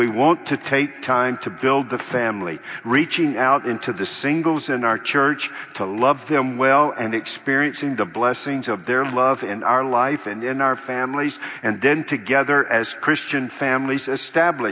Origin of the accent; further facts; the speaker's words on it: North Carolina, United States; I grew up in North Carolina.